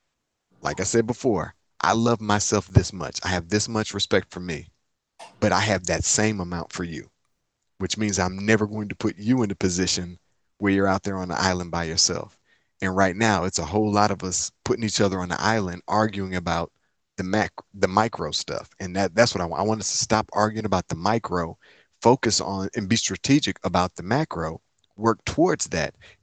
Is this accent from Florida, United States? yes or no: no; Inkster, Michigan, United States; moved away as an adult; also born or lived in Atlanta, Georgia; now in Nashville, United States; I'm from Inkster, Michigan. Inkster is a small city outside of Detroit.